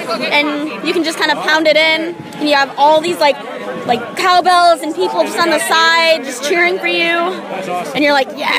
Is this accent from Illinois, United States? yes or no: no; Waukesha, Wisconsin, United States; from Waukesha, Wisconsin. It's just west of Milwaukee.